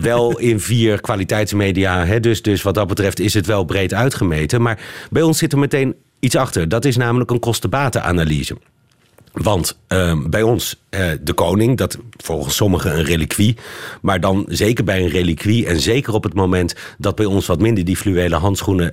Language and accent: Dutch; Netherlands; wij Nederlanders